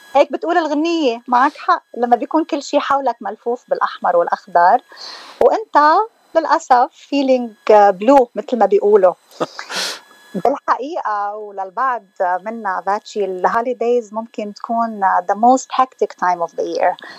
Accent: Hammana, Mount Lebanon, Lebanon; moved away; لبنانيه آه، من منطقة بالجبل اسمها حمانة

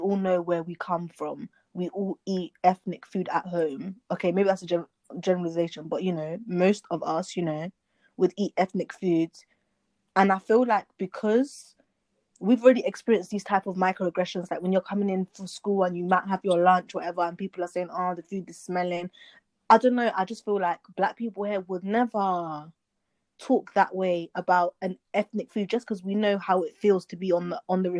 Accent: United Kingdom; because generally we know, yeah, we're British or from wherever, there's black people all over Europe and wherever, but we also know where we came from

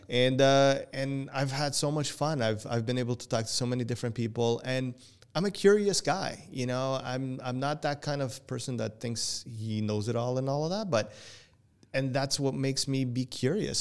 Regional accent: Portugal; first language Portuguese; English is a second language; now in Canada; even though I was born here, I was raised in Portugal and my English, English was second language to me, and it still is.

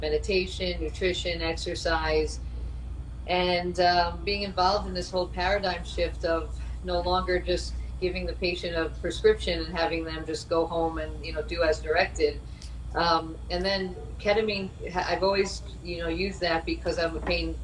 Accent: Long Island, New York, United States; moved away as an adult; also born or lived in Florida; I'm originally from New York. I was raised on Long Island. I was there all throughout high school

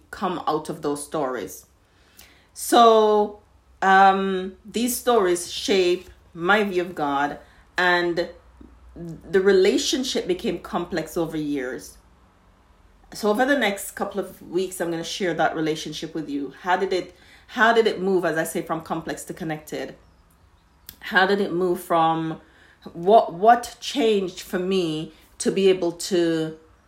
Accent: Jamaica; I grew up in Jamaica

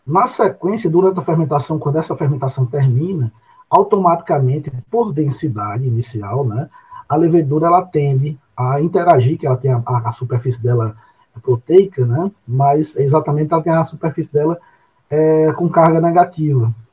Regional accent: Areia, Paraíba, Brazil; eu sou natural de Areia e moro na cidade de Areia

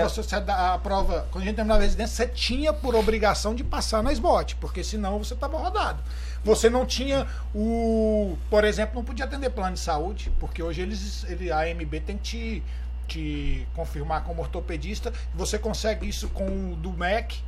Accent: Gurupi, Tocantins, Brazil; also born or lived in Goiânia; sou aqui de Gurupi, na verdade sou de Goiânia, mas fui criado em Gurupi, sou tocantinense

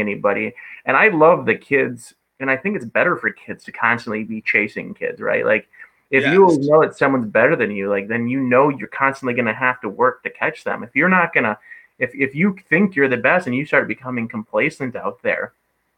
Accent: Michigan, United States; now in Fond du Lac, United States; I'm from Michigan

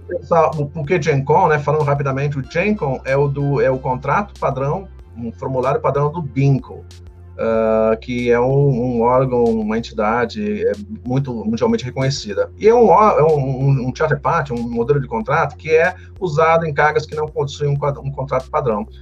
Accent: Santos, São Paulo, Brazil; moved away as an adult; now in Curitiba, Brazil; sou de Santos

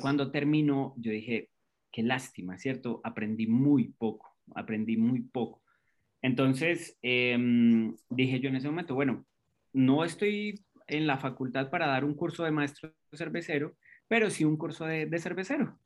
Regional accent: Colombia; now in Costa Rica; cuando vinimos aquí a Costa Rica, porque soy colombiano, pero ya nacionalizado costarricense

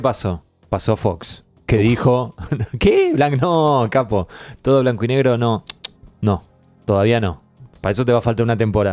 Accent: Argentina; siendo argentino

